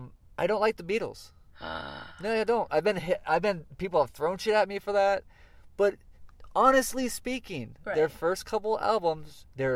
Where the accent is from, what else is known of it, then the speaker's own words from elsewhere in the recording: Florida, United States; moved away as an adult; now in California, United States; Okay, but I'm from Florida, where all the boy bands came from.